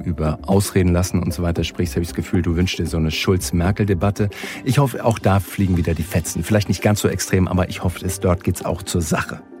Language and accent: German; Germany; bei uns in Deutschland